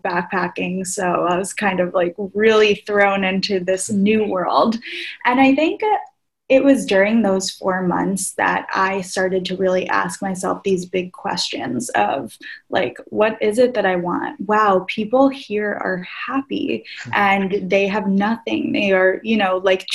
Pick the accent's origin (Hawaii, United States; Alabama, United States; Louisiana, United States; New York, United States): New York, United States; outside of New York City, United States; I grew up outside of New York City to parents of my parents immigrated here from Greece